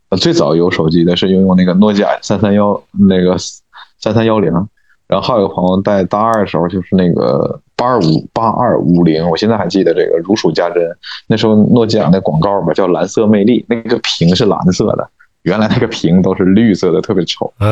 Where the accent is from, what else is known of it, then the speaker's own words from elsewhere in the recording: Northeast China, China; accent: Northeastern dialect; moved away as an adult; now in Beijing, China; 那小灵通用咱们东北话讲叫叫什么